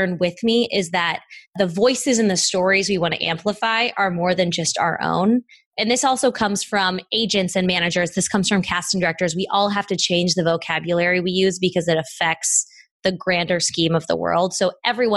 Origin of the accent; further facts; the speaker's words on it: Midwest, United States; moved away; also born or lived in Los Angeles; I grew up in the Midwest